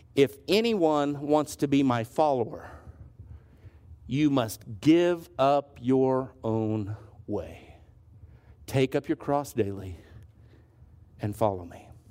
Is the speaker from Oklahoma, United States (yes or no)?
no; Southwest Kansas, United States; I'm from Southwest Kansas.